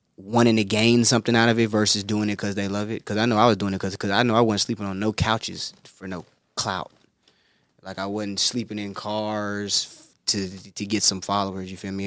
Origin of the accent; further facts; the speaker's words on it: Greenville, South Carolina, United States; now in Los Angeles, United States; I'm from Greenville, South Carolina.